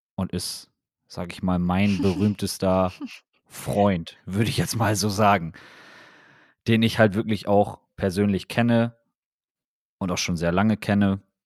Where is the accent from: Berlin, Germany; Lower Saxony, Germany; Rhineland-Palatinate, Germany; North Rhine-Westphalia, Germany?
Lower Saxony, Germany; Wilhelmshaven; bei uns in Wilhelmshaven damals